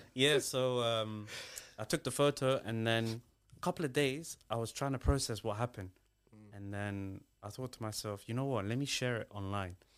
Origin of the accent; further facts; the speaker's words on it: Somalia; now in United Kingdom; I'm British, but I'm originally from Somalia.